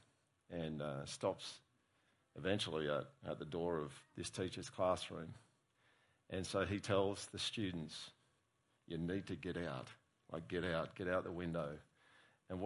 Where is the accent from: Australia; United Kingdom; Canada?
Australia; as an Australian